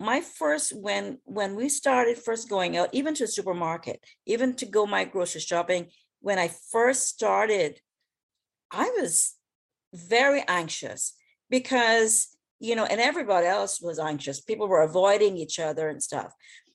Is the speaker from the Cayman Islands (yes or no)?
yes; West Bay, Cayman Islands; also born or lived in Washington, D.C.; now in Florida, United States; I'm from West Bay, right? Originally